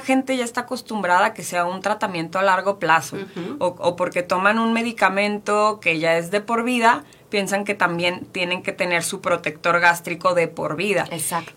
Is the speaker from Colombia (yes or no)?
no; Mexico; Estamos acostumbrados como mexicanos